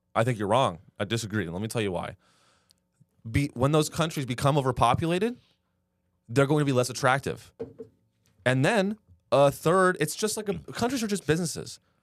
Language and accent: English; United States; we all grew up in America